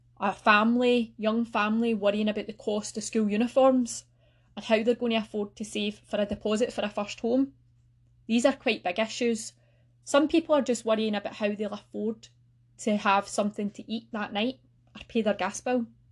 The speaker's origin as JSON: {"language": "English", "area": "North Lanarkshire", "region": "Scotland", "country": "United Kingdom", "said": "I'm from North Lanarkshire myself, and I still live here with my family"}